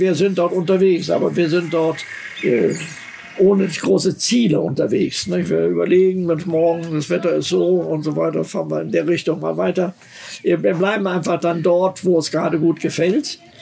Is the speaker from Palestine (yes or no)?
no; Germany; ich bin ja Deutscher